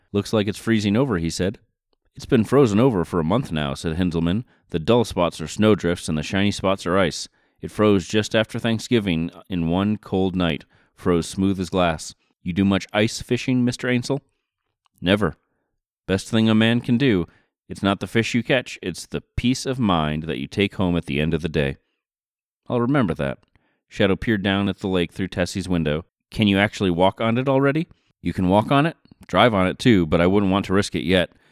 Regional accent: Stockbridge, Massachusetts, United States; my hometown again, there are a number of restaurants on the main street of Stockbridge, Massachusetts

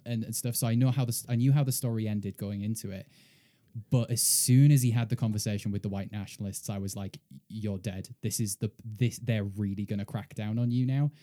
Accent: United Kingdom; now in United States; as a British person, uh, co-, coming to America

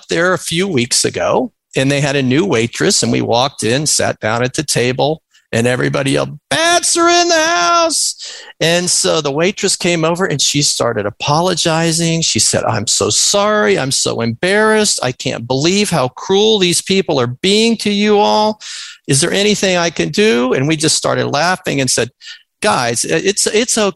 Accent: Florida, United States; growing up in Florida and going to the University of Florida every year

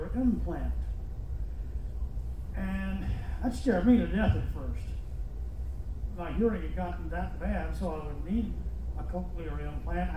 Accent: Loganville, Georgia, United States; I'm from Loganville, Georgia

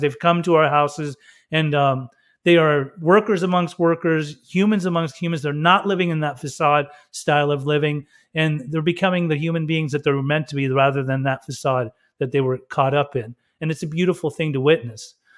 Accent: Utah, United States; also born or lived in Germany / Iran; Growing up in Utah, I mean, come on, a Persian kid with, from Muslim parents

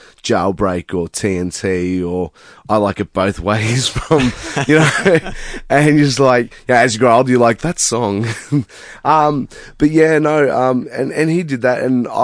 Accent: Pascoe Vale, Victoria, Australia; now in Epping, Australia; I grew up actually in Pasco Vale.

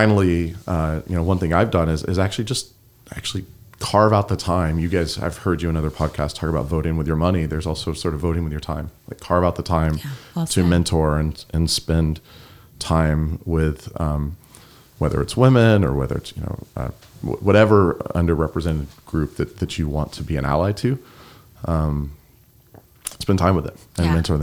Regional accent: the South, United States; accent: Southern; I grew up in the South, and in the South, there are a lot of like North Carolina, there are a lot of stereotypes. There's, you know, I used to have much more of a Southern accent.

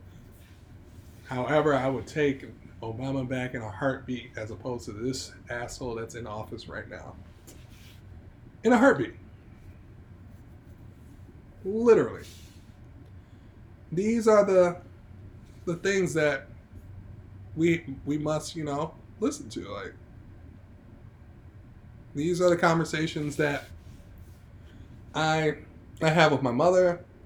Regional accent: United States; Me being an American citizen, like, I, as a black man in America

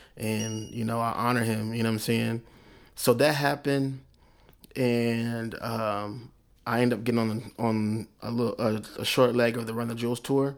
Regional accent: Oklahoma City, Oklahoma, United States; I was smart from Oklahoma City

